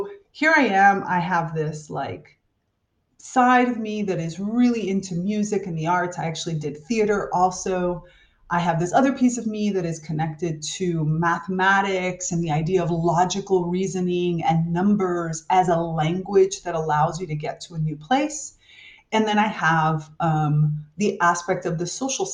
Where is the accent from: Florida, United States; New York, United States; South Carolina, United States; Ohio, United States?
Florida, United States; South; I grew up in South Florida